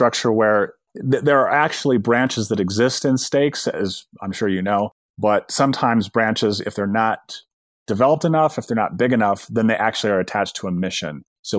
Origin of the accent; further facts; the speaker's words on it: Bountiful, Utah, United States; I just remember as a kid growing up in Bountiful, Utah, right? It's the bedroom community of Salt Lake City.